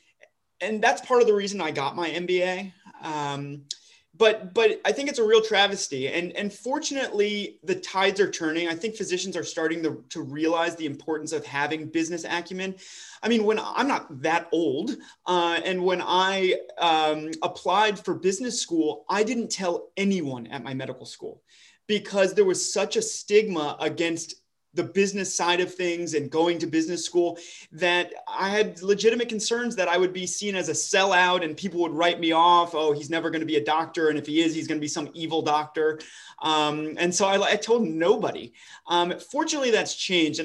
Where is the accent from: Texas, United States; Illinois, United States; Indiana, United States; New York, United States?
Texas, United States; Dallas; moved away as an adult; I'm actually from the Dallas area originally